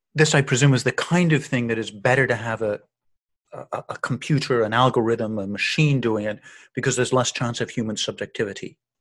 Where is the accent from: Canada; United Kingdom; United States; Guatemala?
Canada; I'm from Canada